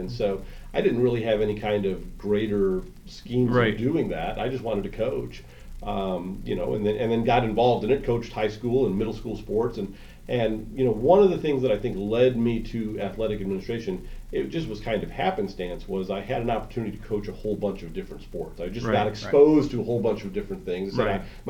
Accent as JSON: {"language": "English", "town": "Crown Point", "region": "Indiana", "country": "United States", "tie": "born or raised there", "also_born_or_lived": "Bloomington, Indiana", "moved": "as an adult", "lives_now": "Danville, United States", "said": "I grew up in Northwest Indiana. I went to high school at Crown Point High School"}